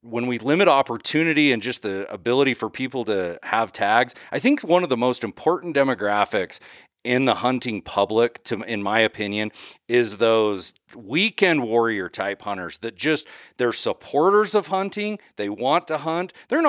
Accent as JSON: {"language": "English", "region": "Idaho", "country": "United States", "tie": "born or raised there", "said": "my home state of Idaho, how much longer we'll have general season hunting where you can just go to the gas station and buy a tag and go."}